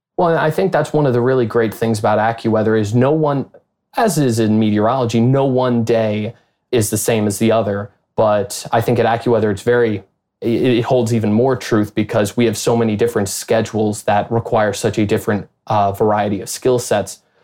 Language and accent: English; Chicago, Illinois, United States; moved away as an adult; also born or lived in Wichita, Kansas; I'm from the Chicago area originally